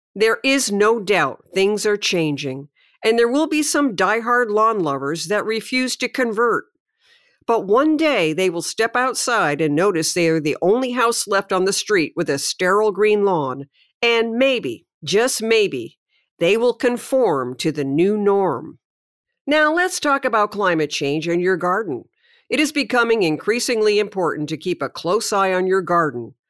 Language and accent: English; Connecticut, United States; my childhood growing up in Connecticut